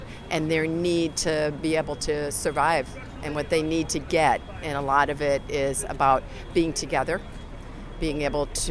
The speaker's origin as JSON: {"language": "English", "town": "Grand Rapids", "region": "Michigan", "country": "United States", "tie": "born or raised there", "moved": "yes", "lives_now": "San Francisco, United States", "said": "when I was being raised here"}